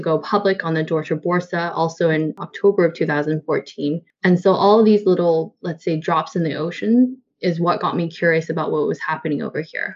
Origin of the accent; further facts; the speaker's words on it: Canada; moved away; I'm actually Canadian, in case you're wondering where the accent is from